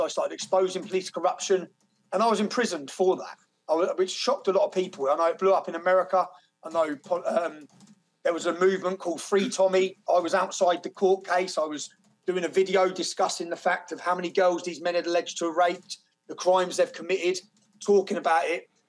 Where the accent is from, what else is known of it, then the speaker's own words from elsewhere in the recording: Luton, East of England, United Kingdom; my hometown of Luton